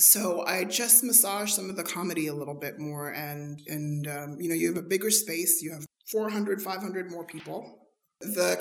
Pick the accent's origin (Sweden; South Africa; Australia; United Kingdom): South Africa; moved away; Growing up in South Africa under apartheid, was a huge influencer on my life and on my art